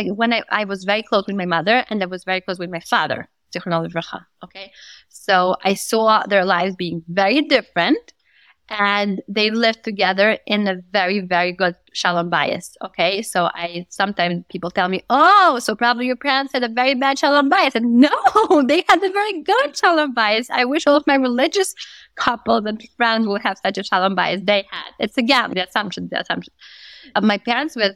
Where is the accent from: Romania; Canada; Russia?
Russia; Moscow; I grew up in Moscow.